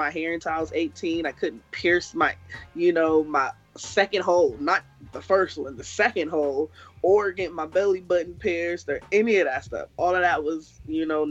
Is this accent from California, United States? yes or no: yes; California, United States; also born or lived in Kingston, Jamaica; I was definitely born in Kingston and was raised in California